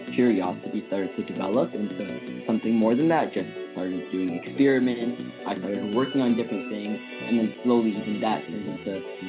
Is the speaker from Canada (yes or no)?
no; Ethiopia; now in Fairfax, United States; I'm a 14-year-old going to Woodson High School in Fairfax, Virginia, and I was born in Ethiopia.